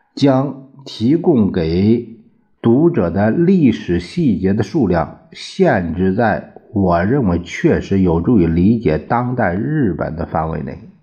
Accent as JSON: {"language": "Chinese", "country": "China", "said": "我们中国人"}